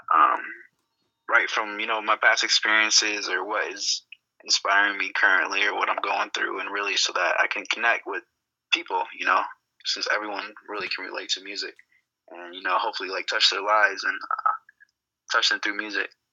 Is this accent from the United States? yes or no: yes; Grand Rapids, Michigan, United States; moved away as an adult; I was born and raised in Grand Rapids